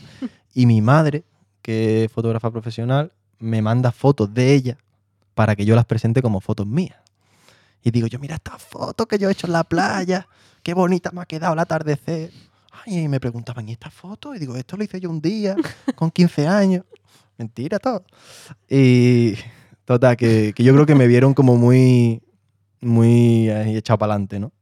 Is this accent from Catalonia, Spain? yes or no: no; Marbella, Andalusia, Spain; moved away as an adult; also born or lived in London; now in Madrid, Spain; soy de Marbella, te puedo especificar más, que de San Pedro Alcántara, un pueblo